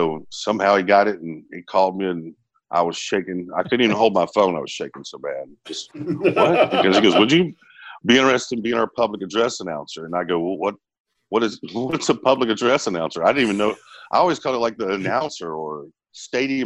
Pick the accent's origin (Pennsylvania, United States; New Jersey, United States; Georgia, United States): Georgia, United States; Smyrna; I grew up here in Atlanta, well, in Smyrna